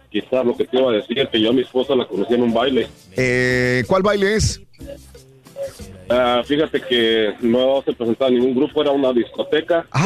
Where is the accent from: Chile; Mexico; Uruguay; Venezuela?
Mexico; Durango; yo soy de Durango